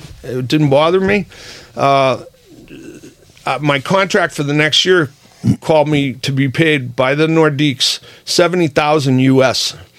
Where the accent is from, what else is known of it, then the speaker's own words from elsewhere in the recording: Boston, Massachusetts, United States; also born or lived in Russia; And I'm from Dorchester.